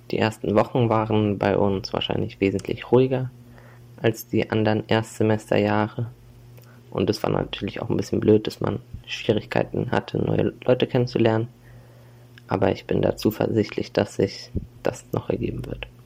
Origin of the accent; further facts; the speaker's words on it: Mainz, Rhineland-Palatinate, Germany; now in Kassel, Germany; Ich komme ursprünglich aus Mainz. Ich habe mich für die Uni Kassel entschieden, weil die Stadt mir zugesagt hat und die Mieten hier erschwinglich sind.